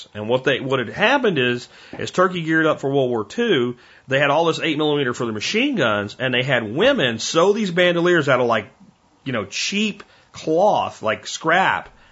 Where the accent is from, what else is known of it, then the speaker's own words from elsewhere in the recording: Pennsylvania, United States; I grew up in Pennsylvania, when you walked into anybody's house, there was a gun cabinet there